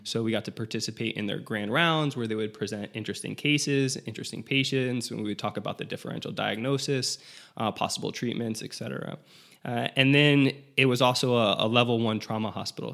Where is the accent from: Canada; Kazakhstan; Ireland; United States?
United States; South Florida; I'm from South Florida